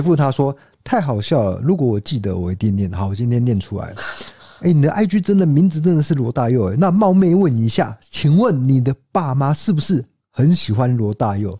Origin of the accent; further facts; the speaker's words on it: Taiwan; 我们台湾人